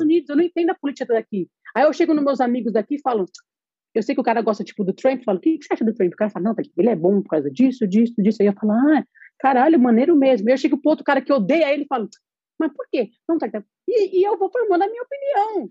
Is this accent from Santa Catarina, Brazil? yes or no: no; São Paulo, Brazil; moved away; eu sempre fui muito paulista